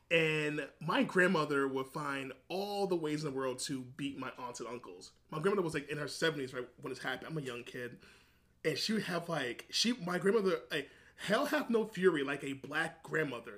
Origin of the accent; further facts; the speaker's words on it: New York City, New York, United States; I'm from New York City